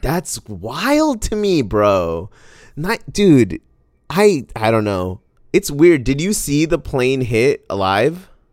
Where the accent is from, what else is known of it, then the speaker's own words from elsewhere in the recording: Arizona, United States; I grew up in Arizona